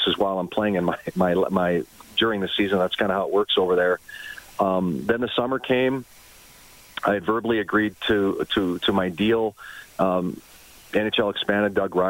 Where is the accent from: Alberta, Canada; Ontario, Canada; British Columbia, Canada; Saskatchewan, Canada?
Alberta, Canada; Calgary; also born or lived in Switzerland; now in Minnesota, United States; My born and raised in Calgary, and my mom and dad still live in northeast Calgary